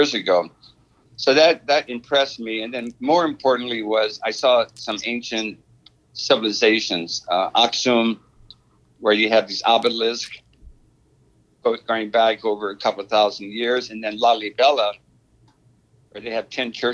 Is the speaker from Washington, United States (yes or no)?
yes; Seattle, Washington, United States; moved away as an adult; also born or lived in New Orleans / Bremerton, Washington / Ethiopia; now in New York, United States; I was born in New Orleans, 1941, but my parents moved to Bremerton, Washington, near Seattle, 1943, to work in building ships. So I grew up in Seattle until age 22